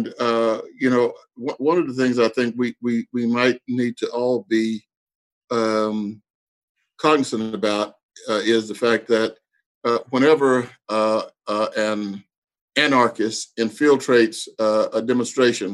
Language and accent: English; Texas, United States; I was born and raised in Texas